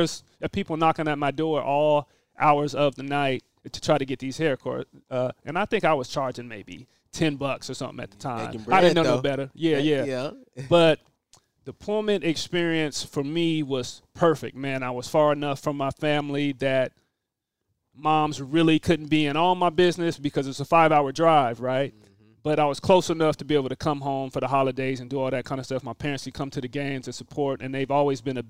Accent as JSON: {"language": "English", "town": "Tacoma", "region": "Washington", "country": "United States", "also_born_or_lived": "Pullman, Washington", "said": "Being from a smaller city, I guess a football city, at Tacoma, Washington"}